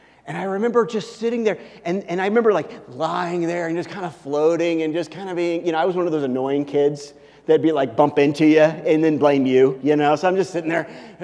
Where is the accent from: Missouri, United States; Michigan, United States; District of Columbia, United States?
Missouri, United States; Kansas City; where I grew up in Kansas City